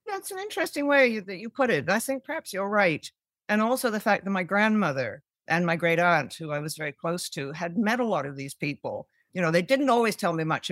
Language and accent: English; Canada; growing up in Canada, but having a mother who came from the U K